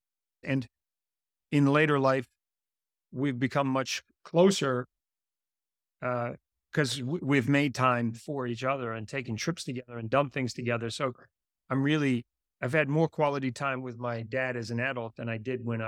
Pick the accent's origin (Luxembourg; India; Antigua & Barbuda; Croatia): Antigua & Barbuda; And growing up in Antigua, I was a bit of a free spirit. I used to ride my bicycle all over the island.